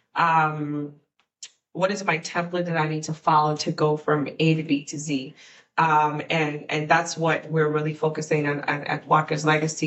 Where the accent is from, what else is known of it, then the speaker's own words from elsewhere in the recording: Guyana; now in DC region, United States; I'm from Guyana, South America, and, and we're the only English speaking country and Caribbean culture in, in the region